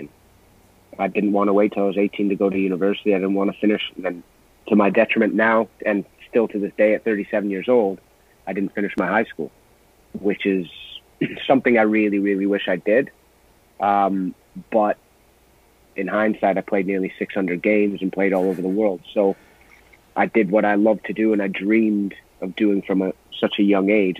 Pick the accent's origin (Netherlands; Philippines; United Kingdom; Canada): Canada; I'm Canadian